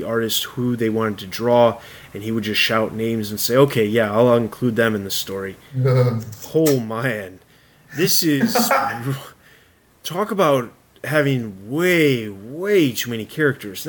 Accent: Chicago, Illinois, United States; moved away; I'm originally from Chicago.

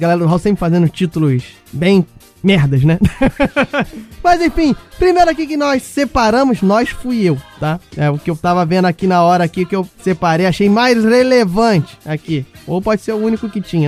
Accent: Rio de Janeiro, Brazil; eu sou carioca

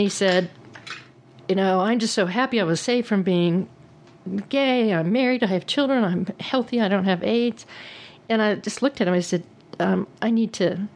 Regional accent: Texas, United States; I am a Texan

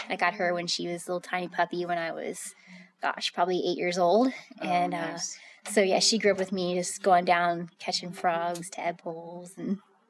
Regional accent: Front Royal, Virginia, United States; So I'm from Virginia. So Virginia Happy Trails Running Club was a big thing in our area. I lived in Front Royal. My parents are still there. So base of the Shenandoah Mountain

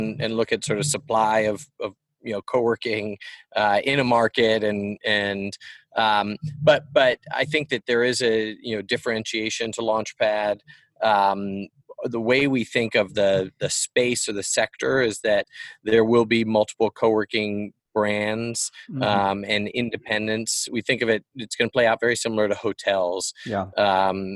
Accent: Richmond, Virginia, United States; moved away; I grew up in Richmond.

